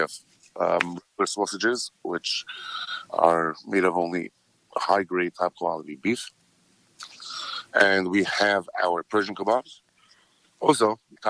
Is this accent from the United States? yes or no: yes; New York City, New York, United States; So I come from New York, Crown Heights, Brooklyn, where you have so much available.